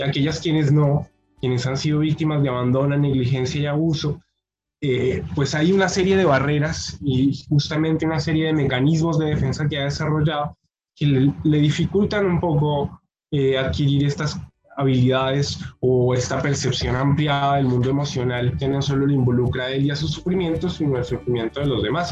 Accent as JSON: {"language": "Spanish", "country": "Colombia", "moved": "yes", "said": "allí en Colombia, eh, de donde vengo yo"}